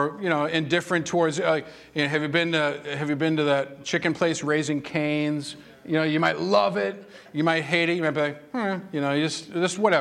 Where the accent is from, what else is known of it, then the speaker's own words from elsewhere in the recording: Massachusetts, United States; moved away; I was born and raised in Massachusetts